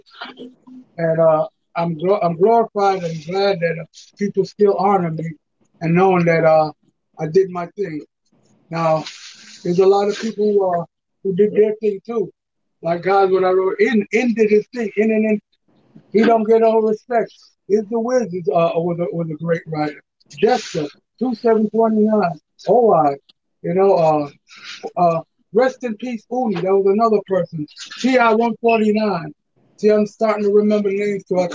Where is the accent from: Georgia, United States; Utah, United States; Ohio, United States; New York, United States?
New York, United States; New York City; I was from Brooklyn.